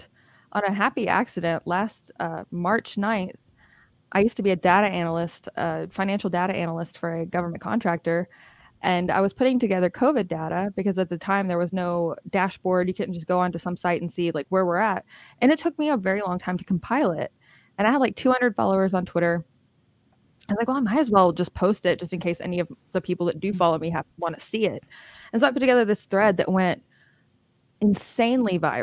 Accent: Alabama, United States; also born or lived in Illinois / California / Florida; I grew up in Alabama. I've lived here for most of my life

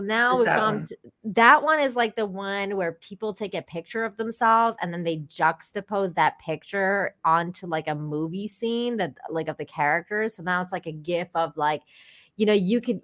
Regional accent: Iran; moved away; I grew up in Iran

